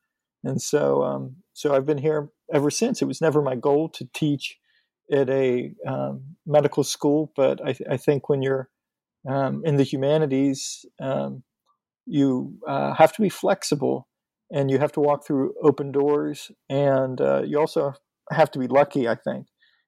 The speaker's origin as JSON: {"language": "English", "region": "Pennsylvania", "country": "United States", "said": "I'm from Western Pennsylvania, north of Pittsburgh."}